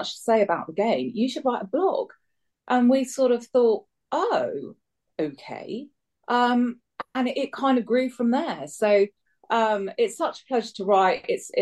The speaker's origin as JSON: {"language": "English", "town": "Bath", "region": "South West England", "country": "United Kingdom", "tie": "born or raised there", "also_born_or_lived": "London", "moved": "as an adult", "said": "I grew up in Bath, which, as everyone knows, is a rugby place."}